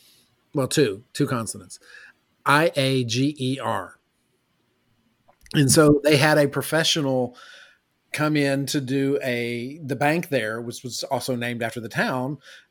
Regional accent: West Virginia, United States; also born or lived in Florida; now in Texas, United States; I lived most of my life in West Virginia. I was born in Florida, so that makes me an extreme Southerner.

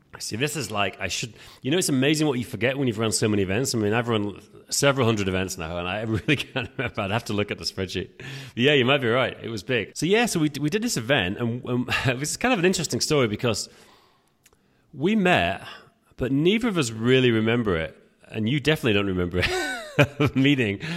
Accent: England, United Kingdom; now in Prague, Czech Republic; we're both English, as you can tell. I'm, I'm based in Prague

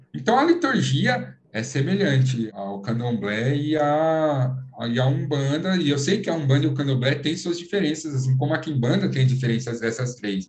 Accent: Brazil; nós brasileiros

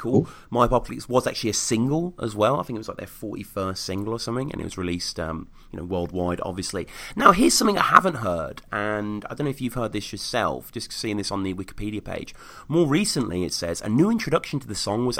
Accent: Birmingham, West Midlands, United Kingdom; my hometown

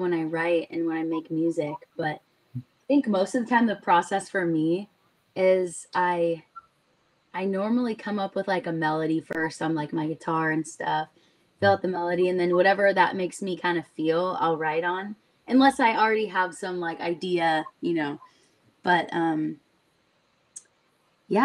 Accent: Orange County, California, United States; I loved growing up in Orange County.

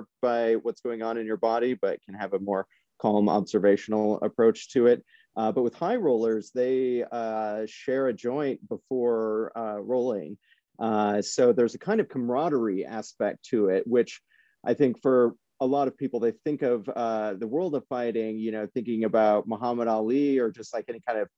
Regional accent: Iowa, United States; I'm from Iowa, and in the Midwest

